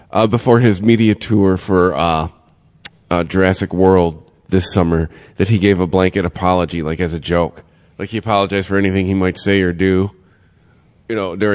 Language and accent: English; Michigan, United States; we're from Michigan.